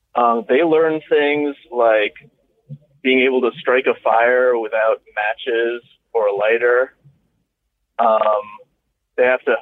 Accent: United States; moved away as an adult; it was near DC

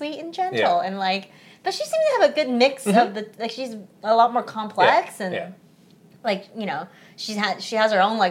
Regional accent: United States; English is a second language; when I first came to America, like my mom's number one focus was like learn English as fast as possible. I was five, so I was pretty young

